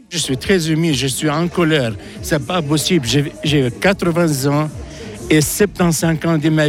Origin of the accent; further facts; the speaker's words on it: Switzerland; Et je demande à la Suisse, comme je suis suisse, je leur demande à la Suisse qu'elle prenne sa responsabilité